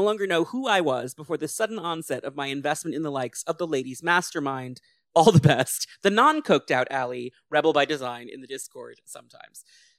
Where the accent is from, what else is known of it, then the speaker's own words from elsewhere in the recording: England, United Kingdom; with the added bonus that I am an English white woman.